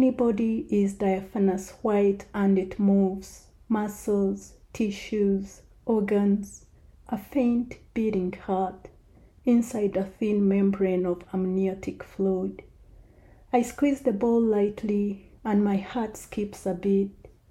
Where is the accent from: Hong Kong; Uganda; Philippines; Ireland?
Uganda; Kabale, Western Region; moved away; the time when I was growing up in Kabale in Uganda